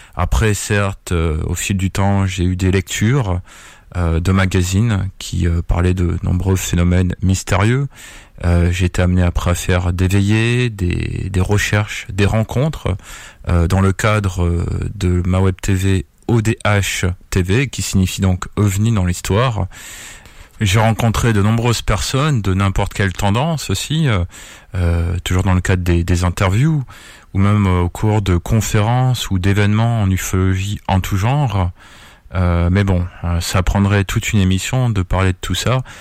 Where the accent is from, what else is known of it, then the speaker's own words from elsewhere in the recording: Perpignan, Occitania, France; je suis de Perpignan, en pays catalan ou dans le sud de la France